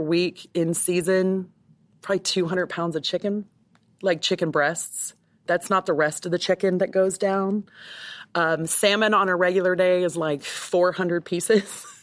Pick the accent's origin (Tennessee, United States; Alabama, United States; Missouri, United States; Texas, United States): Texas, United States; moved away as an adult; now in Tampa, United States; I grew up in Texas and so I'm very familiar with cattle